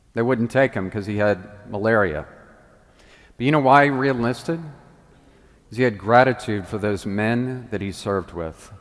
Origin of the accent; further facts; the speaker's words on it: the South, United States; also born or lived in Washington; now in Memphis, United States; I came from the South where everybody has Southern hospitality